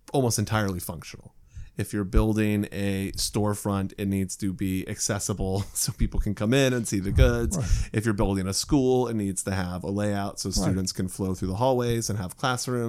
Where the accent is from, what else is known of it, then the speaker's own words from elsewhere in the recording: Indiana, United States; as a kid, I grew up in Indiana